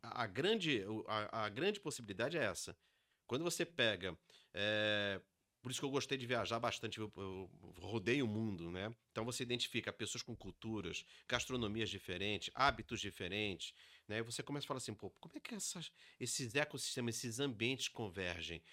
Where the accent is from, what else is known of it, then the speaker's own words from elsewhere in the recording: Rio de Janeiro, Brazil; moved away; also born or lived in São Paulo; Mesmo sendo paulista, mas né, criado no Rio de Janeiro